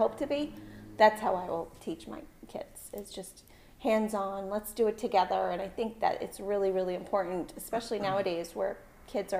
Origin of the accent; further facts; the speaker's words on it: Concord, New Hampshire, United States; also born or lived in Portsmouth, New Hampshire; I loved growing up in Concord